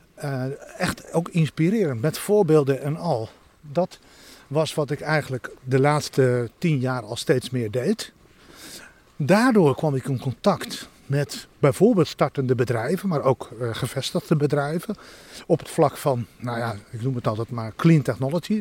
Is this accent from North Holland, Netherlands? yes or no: yes; Santpoort, North Holland, Netherlands; In het dorpje achter de duinen, Sampoort